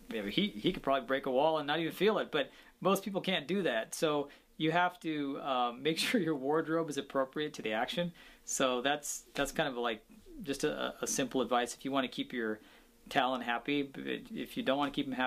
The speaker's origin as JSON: {"language": "English", "town": "Seattle", "region": "Washington", "country": "United States", "tie": "born or raised there", "said": "growing up in Seattle, Washington, in the Pacific Northwest"}